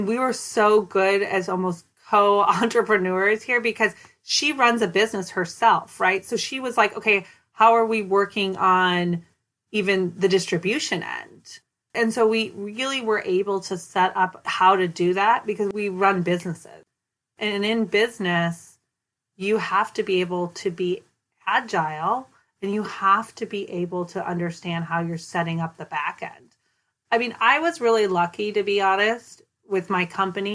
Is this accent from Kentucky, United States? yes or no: no; Minneapolis, Minnesota, United States; now in Oakland, United States; I grew up in South Minneapolis. I went to South High